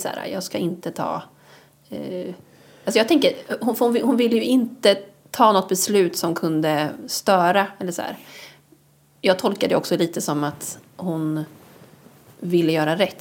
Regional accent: Bohuslän, Västra Götaland, Sweden; Jag är från Bohuslän.

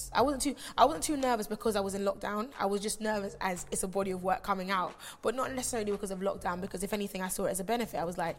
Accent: London, United Kingdom; also born or lived in Kingston, Jamaica; But also the fact that I actually came here when I was 5. So I've lived in London for many years, and I'm also a Londoner, you know

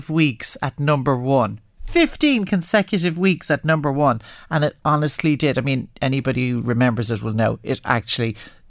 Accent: Ireland; as Irish people

